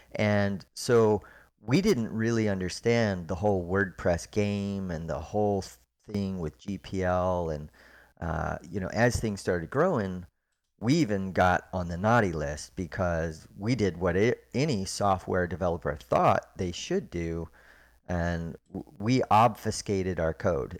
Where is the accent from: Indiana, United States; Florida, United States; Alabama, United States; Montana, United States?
Florida, United States; Orlando; moved away as an adult; also born or lived in Park City, Utah; now in Memphis, United States; I grew up in Orlando, Florida